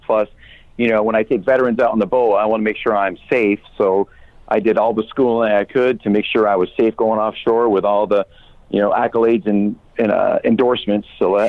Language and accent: English; northern Vermont, United States; I grew up in northern Vermont, right on the Canadian border.